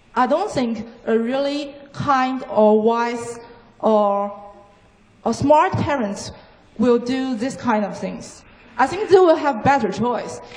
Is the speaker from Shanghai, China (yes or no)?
no; Nanjing, Jiangsu, China; English is a second language; the best university in Nanjing, my hometown